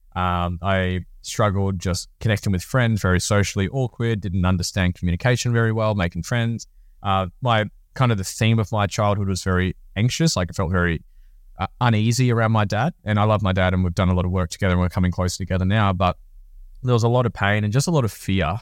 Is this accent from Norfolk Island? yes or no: yes; Norfolk Island; moved away; I come from Norfolk Island